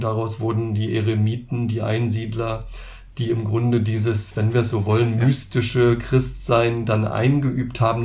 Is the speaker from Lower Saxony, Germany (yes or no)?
yes; Wolfsburg, Lower Saxony, Germany; now in Marburg, Germany; ich komme auch selbst aus der Bewegung aus Wolfsburg, dort aus der Stadtmission, bin da zum Glauben an Jesus gekommen